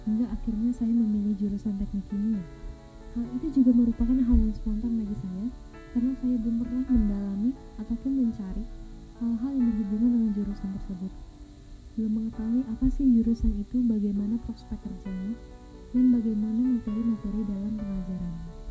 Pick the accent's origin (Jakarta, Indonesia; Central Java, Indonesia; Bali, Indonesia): Jakarta, Indonesia; born there; saya lahir di Jakarta, dan saat ini saya berkuliah di Universitas Sriwijaya.